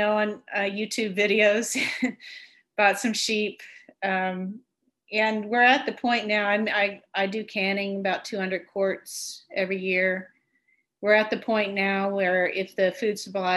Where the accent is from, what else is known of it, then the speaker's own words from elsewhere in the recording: Texas, United States; moved away; I'm a Texan